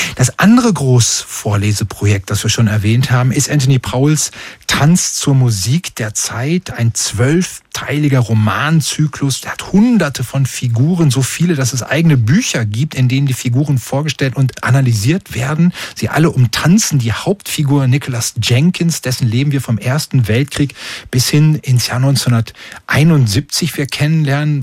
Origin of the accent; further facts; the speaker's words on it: Oberhausen, North Rhine-Westphalia, Germany; bei uns in Oberhausen